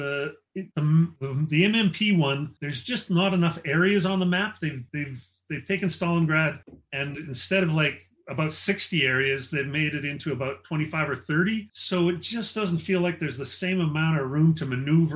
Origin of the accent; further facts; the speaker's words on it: Canada; I'm a Canadian